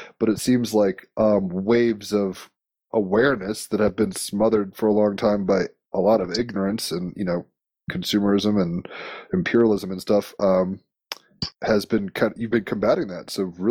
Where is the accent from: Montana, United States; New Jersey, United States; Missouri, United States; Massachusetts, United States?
New Jersey, United States; also born or lived in Virginia; I grew up in New Jersey. I've been in New York a few times, not so far upstate, particularly.